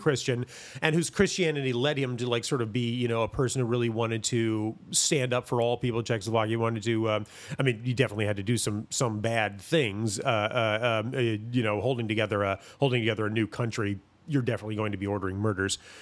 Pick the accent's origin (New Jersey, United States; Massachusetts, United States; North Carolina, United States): North Carolina, United States; Greensboro; born or raised there; also born or lived in Milwaukee, Wisconsin